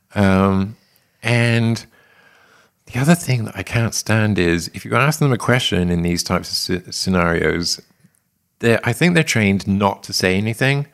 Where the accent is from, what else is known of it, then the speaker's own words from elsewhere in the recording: England, United Kingdom; moved away as an adult; also born or lived in London; now in United States; experienced in England, right? So, thirty-one years in England